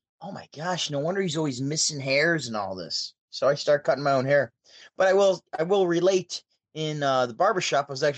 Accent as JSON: {"language": "English", "town": "Syracuse", "region": "New York", "country": "United States", "said": "I'm from Syracuse, New York. I'm like 5 to 6 hour drive away from New York City."}